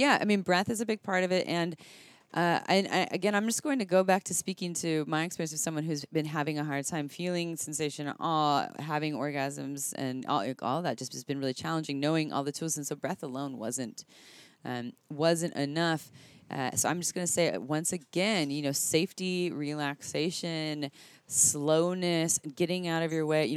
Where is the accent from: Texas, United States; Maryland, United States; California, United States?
California, United States; Santa Cruz; I'm from Santa Cruz.